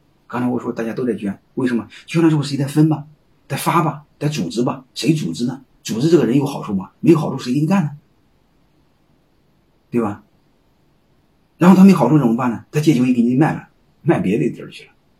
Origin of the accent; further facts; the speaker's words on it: Hubei, China; 我是湖北人，说句心里话，不想让你们捐，你们可以卖给我们